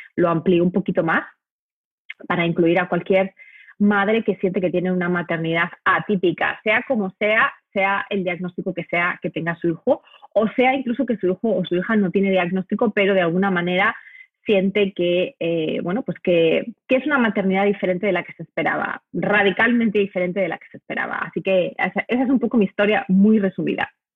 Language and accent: Spanish; Madrid, Community of Madrid, Spain; moved away as an adult; also born or lived in United States / Africa; Yo soy española de nacimiento, me crié en, Madrid, soy madrileña, pero vine a Estados Unidos a, hacer una maestría